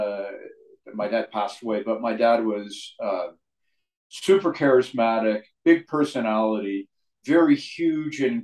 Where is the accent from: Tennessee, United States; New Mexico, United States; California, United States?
California, United States; San Mateo; I grew up in San Mateo, California.